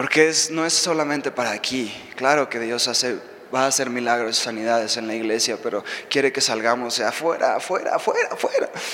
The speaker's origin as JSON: {"language": "Spanish", "region": "Mexico City", "country": "Mexico", "tie": "born or raised there", "also_born_or_lived": "Reading, United States", "moved": "as an adult", "lives_now": "United States", "said": "yo soy de aquí de México. Eh, no soy de Estados Unidos, ahorita vivo allá"}